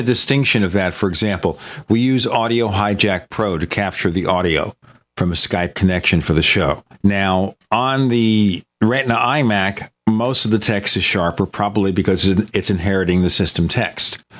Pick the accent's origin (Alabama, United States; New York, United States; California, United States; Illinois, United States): New York, United States; New York City; I'm from Brooklyn